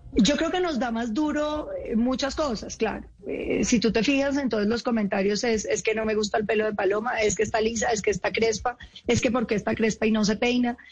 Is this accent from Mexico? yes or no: no; Colombia; nosotros somos colombianos